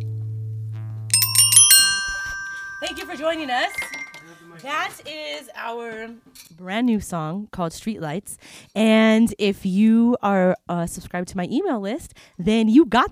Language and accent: English; Southern California, United States; I'm from here.